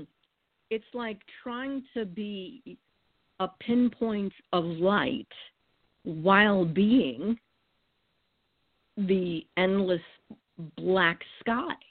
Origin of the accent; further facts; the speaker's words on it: New England, United States; moved away; I was born and raised in New England, and actually at the foot of the northern edge of the Appalachian mountain chain